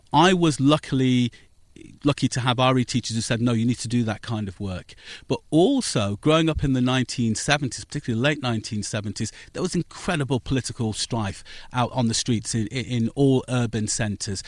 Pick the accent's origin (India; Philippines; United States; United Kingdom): United Kingdom; Northampton, East Midlands; also born or lived in Wellingborough; I was born in Northampton